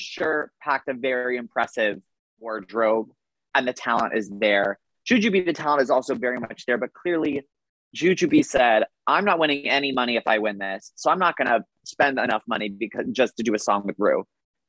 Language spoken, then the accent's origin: English; Boston, Massachusetts, United States; I'm from Boston.